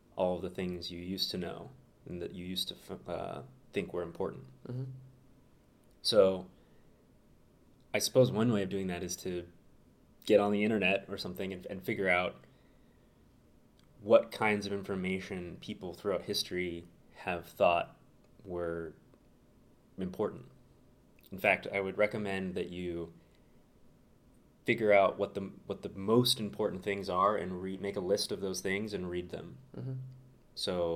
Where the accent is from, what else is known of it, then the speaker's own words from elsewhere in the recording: Santa Barbara, California, United States; moved away as an adult; also born or lived in Berkeley, California; now in Chicago, United States; Born and raised, sunny Santa Barbara, California